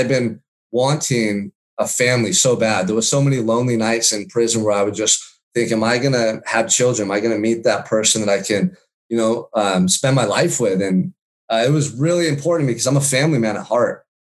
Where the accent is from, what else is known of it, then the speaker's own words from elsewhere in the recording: Santa Barbara, California, United States; I surfed when I was a kid a lot growing up in Santa Barbara.